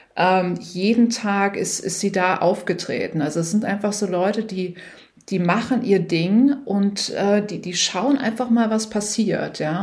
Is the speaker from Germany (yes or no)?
yes; Germany; moved away as an adult; also born or lived in New York / San Francisco; bin aus Deutschland